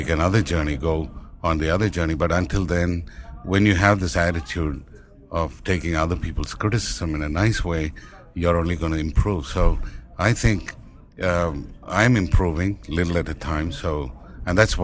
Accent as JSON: {"language": "English", "region": "Tamil Nadu", "country": "India", "accent": "Indian", "first_language": "Tamil", "second_language": "English", "moved": "yes", "said": "I speak my mother tongue, which is Tamil. Even rest of India doesn't speak that language. Hindi is our national language, and I speak English, you know, of course, with an Indian accent"}